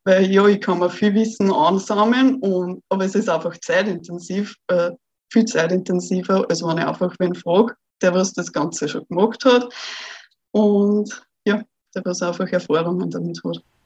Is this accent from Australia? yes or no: no; Austria; ich bin ja aus Österreich